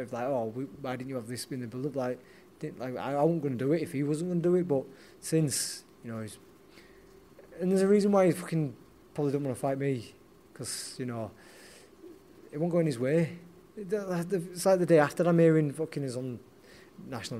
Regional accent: Leeds, Yorkshire and the Humber, United Kingdom; a Leeds lad going down to Nottingham

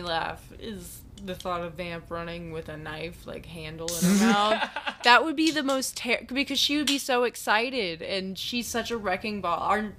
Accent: Eastern Kentucky, United States; I'm from Eastern Kentucky.

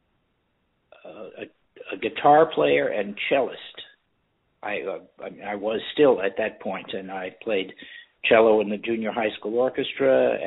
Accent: Cleveland Heights, Ohio, United States; the kids I grew up with in Cleveland Heights

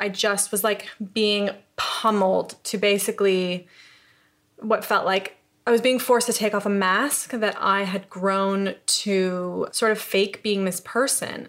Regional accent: upstate New York, United States; moved away as an adult; also born or lived in Los Angeles; now in London, United Kingdom; I'm from New York. I'm from upstate New York

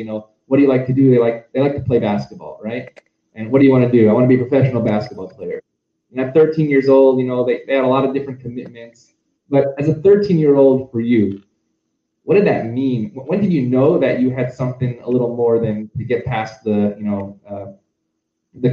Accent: Syracuse, New York, United States; now in Los Angeles, United States; growing up in Syracuse

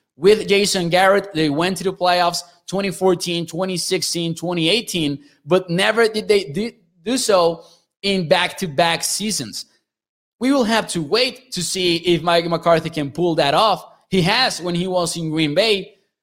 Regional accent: Mexico; I'm from Mexico

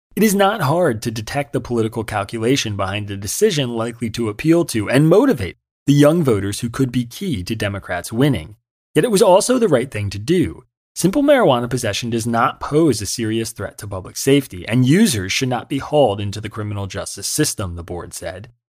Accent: Yardley, Pennsylvania, United States; also born or lived in Trenton, New Jersey / Hamilton, New Jersey / Pittsburgh / New York; now in Philadelphia, United States; I was born in Trenton, New Jersey, and I lived in Hamilton until I was five. Then I lived right across the river in Yardley, Pennsylvania, from the age of five to eighteen

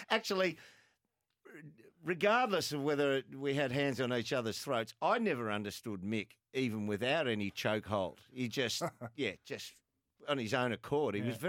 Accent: Frankston, Victoria, Australia; I'm from Frankston.

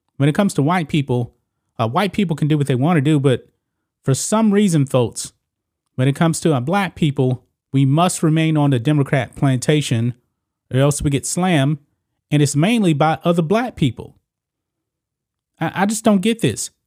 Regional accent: Texas, United States; my home state of Texas

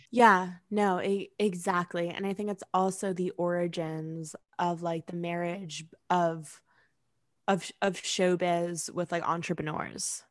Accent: New York, United States; growing up in New York

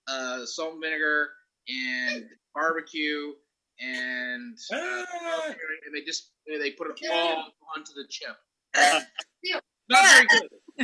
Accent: Canada; as a Canadian

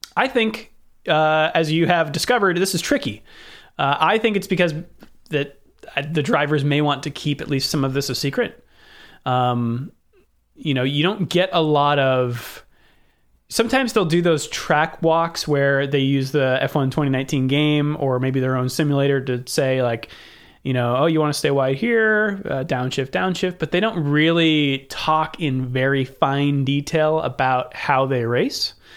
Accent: Northern California, United States; I'm from Northern California and not twenty-seven

